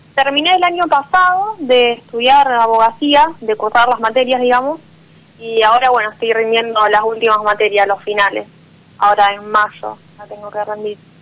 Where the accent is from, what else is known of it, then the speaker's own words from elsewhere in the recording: Venado Tuerto, Santa Fe, Argentina; De Venado Tuerto, Santa Fe